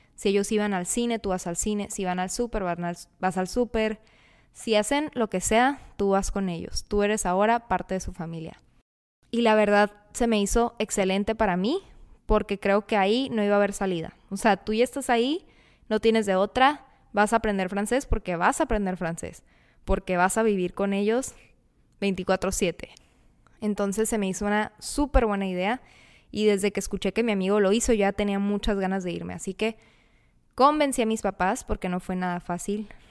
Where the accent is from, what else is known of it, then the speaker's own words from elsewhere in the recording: Mexicali, Baja California, Mexico; Soy de Mexicali, Baja California. He vivido casi toda mi vida aquí.